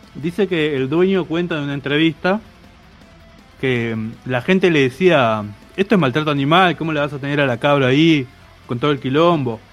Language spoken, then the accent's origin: Spanish; Chaco, Argentina; now in Buenos Aires, Argentina; mi casa de cuando era chico en Chaco